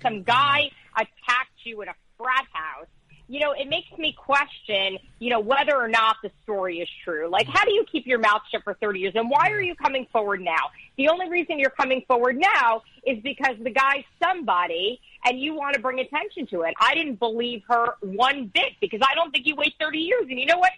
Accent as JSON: {"language": "English", "town": "Teaneck", "region": "New Jersey", "country": "United States", "tie": "born or raised there", "said": "I grew up in Teaneck"}